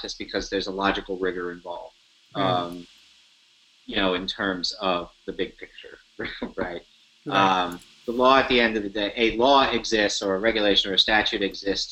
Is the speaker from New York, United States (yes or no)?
yes; New York City, New York, United States; I'm a New Yorker